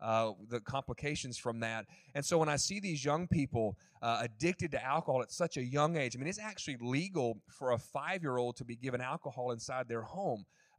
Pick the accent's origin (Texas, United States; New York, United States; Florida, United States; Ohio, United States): Texas, United States; Commerce; accent: Texas; moved away as an adult; also born or lived in Mesquite, Texas; now in Scotland; Commerce, where I was originally from, my hometown, up about an hour east of Dallas.